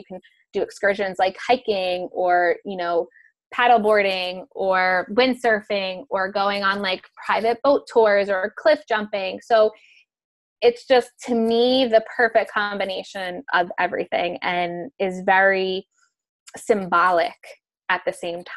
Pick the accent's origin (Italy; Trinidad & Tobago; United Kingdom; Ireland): Italy; Amalfi Coast, Campania; moved away; also born or lived in New York; I live, you know, back and forth between New York and the Amalfi Coast in Italy.